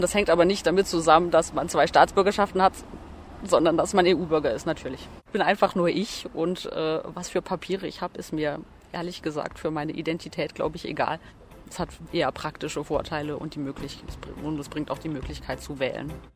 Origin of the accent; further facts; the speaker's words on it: Germany; now in Strasbourg, France; Ich bin in Deutschland geboren